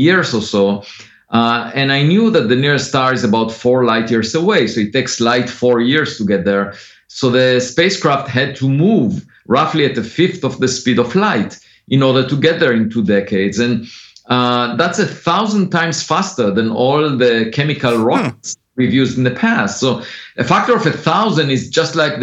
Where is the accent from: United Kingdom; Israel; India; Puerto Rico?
Israel; moved away; I grew up on a farm. I used to collect eggs every afternoon, and I was mostly interested as a kid in philosophy, in the most fundamental questions. And I used to read philosophy books while driving a tractor to the hills of the village every weekend. And but then I was born in Israel